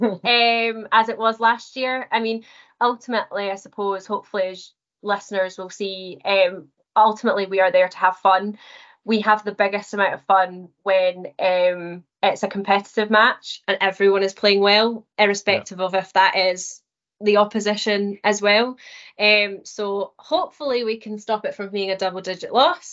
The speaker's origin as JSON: {"language": "English", "area": "Scottish Central Belt", "region": "Scotland", "country": "United Kingdom", "tie": "born or raised there", "said": "was born and raised in the Scottish Central Belt"}